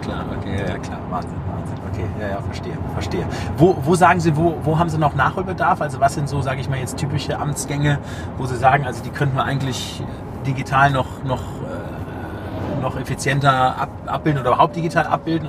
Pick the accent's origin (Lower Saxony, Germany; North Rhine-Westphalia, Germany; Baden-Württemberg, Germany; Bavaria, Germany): North Rhine-Westphalia, Germany; Düren; ich komme ja aus Düren